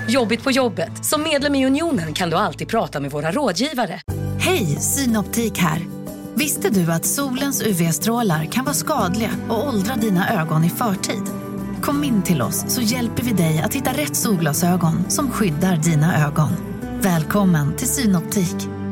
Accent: Gothenburg, Västra Götaland, Sweden; jag kommer ju från Göteborg

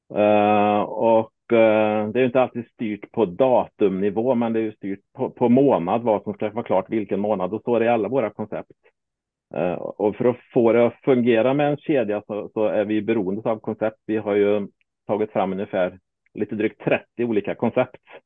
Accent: Småland, Sweden; now in Värmland, Sweden; som smålänning

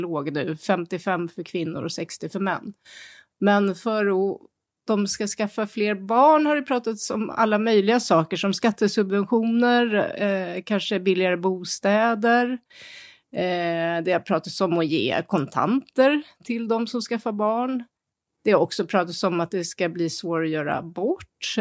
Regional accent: Sweden; now in Beijing, China; som svensk

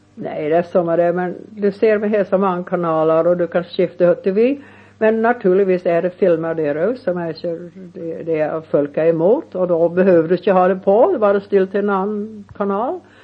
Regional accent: Montana, United States; moved away; jag var från Montana och han är född i Montana, inte så långt som ifrån där jag bor

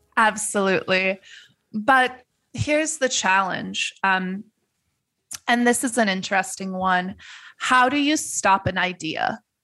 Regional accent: Netherlands; moved away; I grew up in the Netherlands

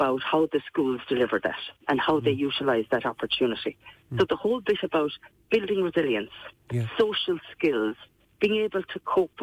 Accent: Kerry, Munster, Ireland; people can tell that I'm from Kerry but just by listening to me.

